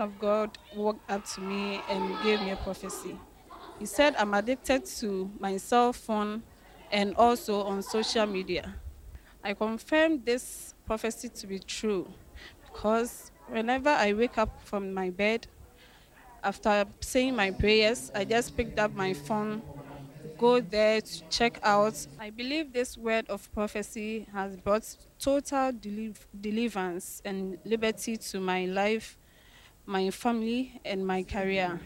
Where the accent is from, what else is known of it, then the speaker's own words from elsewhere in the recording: Ghana; I'm from Ghana